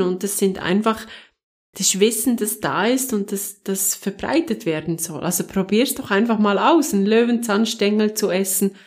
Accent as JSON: {"language": "German", "country": "Switzerland", "said": "ich bin Schweizerin"}